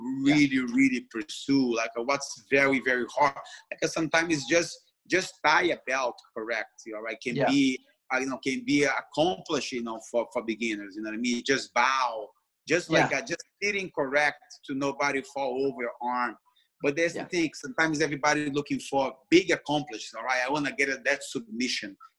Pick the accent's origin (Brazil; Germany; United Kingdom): Brazil; English is a second language; moved away as an adult; now in New York, United States; I came from Brazil